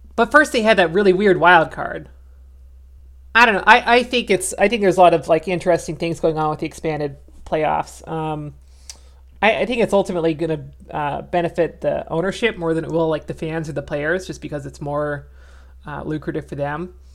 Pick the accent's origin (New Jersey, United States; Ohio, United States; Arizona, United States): Arizona, United States; moved away; also born or lived in New Orleans; I'm from Arizona, but I kind of moved away from there before the 2001 World Series, just by a couple months